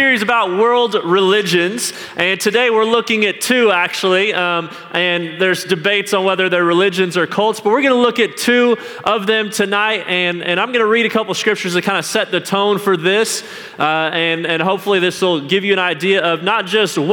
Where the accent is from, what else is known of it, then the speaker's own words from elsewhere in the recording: Salt Lake City, Utah, United States; I grew up in Salt Lake City, Utah